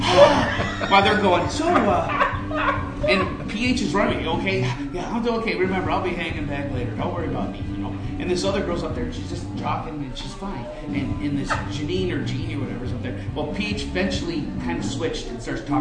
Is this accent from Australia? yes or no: no; Michigan, United States; I'm from Michigan.